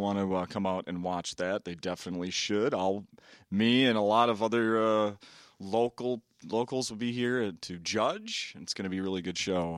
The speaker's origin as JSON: {"language": "English", "town": "Saint Paul", "region": "Minnesota", "country": "United States", "tie": "born or raised there", "said": "Born and raised in Saint Paul"}